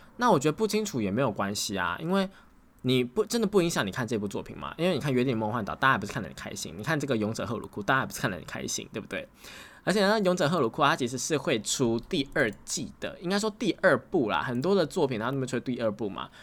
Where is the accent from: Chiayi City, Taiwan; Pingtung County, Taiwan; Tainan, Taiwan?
Tainan, Taiwan; accent: Tainan; 我自己是台南人，我台南人会有一点点的口腔